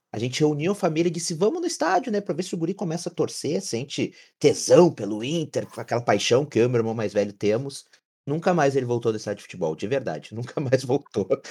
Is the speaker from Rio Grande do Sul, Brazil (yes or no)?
yes; Camaquã, Rio Grande do Sul, Brazil; Fui criado indo em Núcleo dos Colorados, aqui em Camacuã